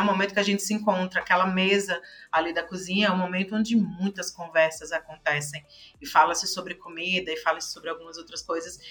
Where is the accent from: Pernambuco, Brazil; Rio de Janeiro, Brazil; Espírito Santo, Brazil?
Pernambuco, Brazil; also born or lived in Fortaleza / Brasília; now in São Paulo, Brazil; sou pernambucana, já morei em Fortaleza, já morei em Brasília, agora estou em São Paulo